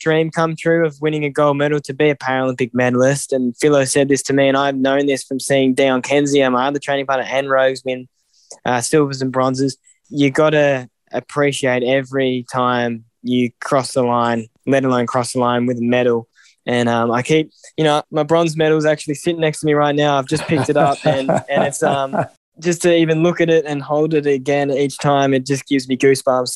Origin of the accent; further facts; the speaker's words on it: Melbourne, Victoria, Australia; moved away as an adult; now in Canberra, Australia; I was born in Greensboro, Melbourne, and I've been based in Canberra the last 12 months.